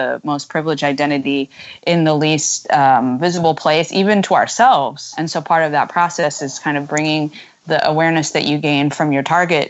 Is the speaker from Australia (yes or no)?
no; United States; being American is that we feel that we don't really have an intrinsic national identity